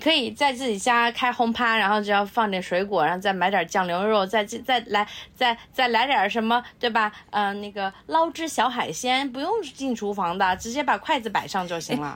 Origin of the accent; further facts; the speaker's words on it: Nanjing, Jiangsu, China; moved away; 我们老家，呃，在南京的时候，我们会吃绿豆粉